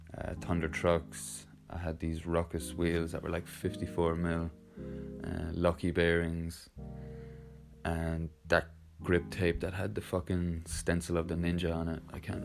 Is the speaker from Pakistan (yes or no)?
no; Limerick, Munster, Ireland; I'm currently chilling at my back garden in Limerick.